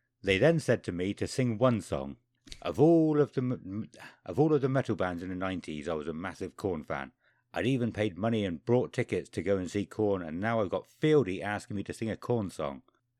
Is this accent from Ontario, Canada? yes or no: yes; Toronto, Ontario, Canada; Toronto, Canada, we responded.